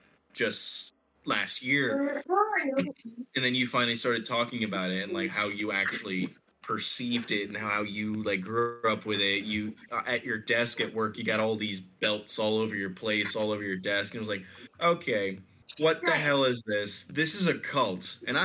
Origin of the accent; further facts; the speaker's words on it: Egypt; English is a second language; there was a lot of WWE presence where I was growing up in Egypt.